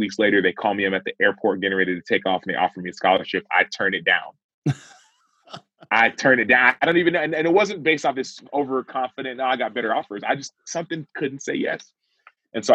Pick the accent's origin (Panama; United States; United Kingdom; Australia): United States; Dallas, Texas; I was born in Dallas, Texas, I was raised in a Nigerian household.